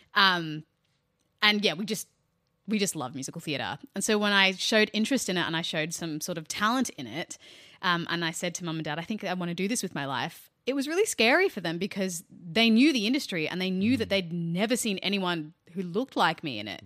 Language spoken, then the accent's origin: English; Australia